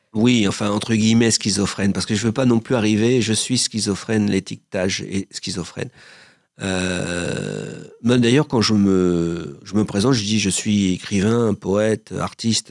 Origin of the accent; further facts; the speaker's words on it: Paris, Île-de-France, France; also born or lived in Joinville-le-Pont; Moi, je suis né à Paris, j'ai vécu en banlieue. Je vis toujours en banlieue, à Joinville-le-Pont